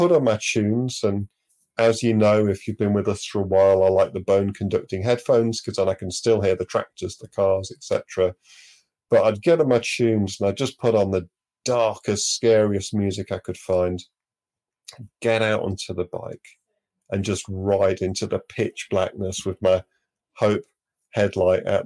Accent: Manchester, North West England, United Kingdom; moved away; also born or lived in Devon; growing up in Manchester

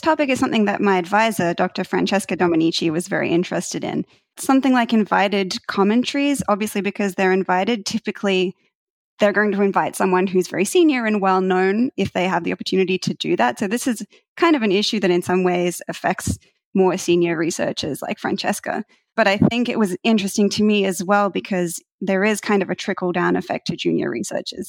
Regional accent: Australia; moved away as an adult; now in United States; I'm originally from Australia

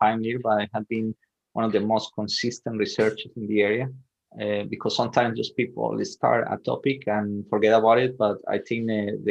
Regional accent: Medellin, Antioquia, Colombia; moved away as an adult; also born or lived in Sweden; I'm originally from Colombia, so I was born and raised in Medellin, Colombia

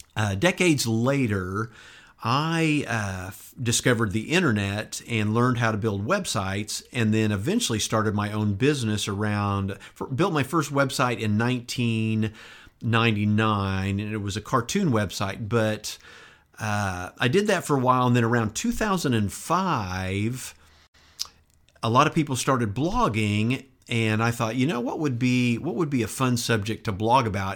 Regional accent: Enid, Oklahoma, United States; also born or lived in San Antonio, Texas / Turkey / Burns Flat, Oklahoma; I basically grew up in Enid throughout the entire seventies, from nineteen seventy to nineteen seventy-nine

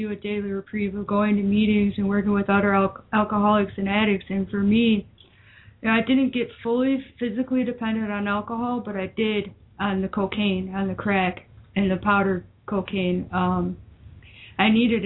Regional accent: Woodstock, Illinois, United States; born or raised there; also born or lived in Baton Rouge, Louisiana

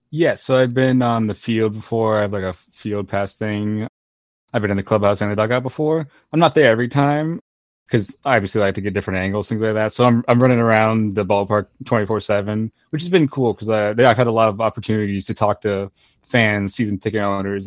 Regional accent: Florida, United States; I grew up in Florida my whole life

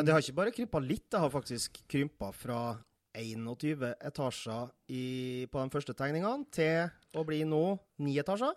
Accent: Nordmøre, Møre og Romsdal, Norway; now in Tårnåsen, Norway; Jeg er nordmøring bosatt på Tårnåsen siden 2007

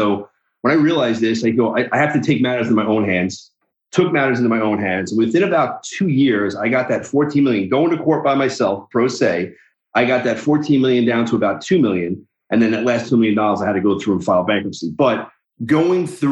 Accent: New York, United States; also born or lived in New Jersey; I'm from New York. Live in New Jersey and New York

